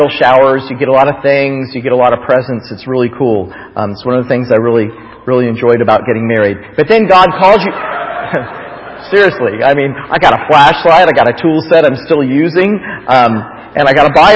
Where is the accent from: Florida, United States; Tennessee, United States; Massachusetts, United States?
Florida, United States; I grew up in Florida